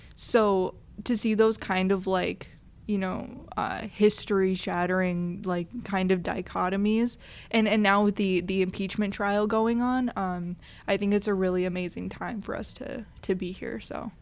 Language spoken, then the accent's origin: English; Grand Forks, North Dakota, United States; moved away; my hometown newspaper, the Grand Forks Herald